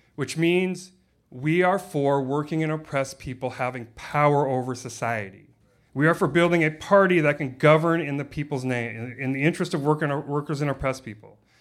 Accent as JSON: {"language": "English", "town": "Los Angeles", "region": "California", "country": "United States", "tie": "born or raised there", "moved": "yes", "said": "where I grew up in Los Angeles"}